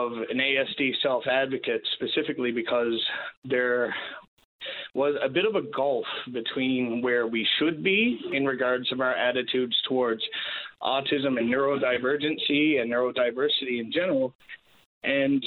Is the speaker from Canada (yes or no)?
yes; Dover, Newfoundland and Labrador, Canada; moved away as an adult; also born or lived in Kingston, Ontario; I'm originally from Dover, and that's small town in around Bonavista Bay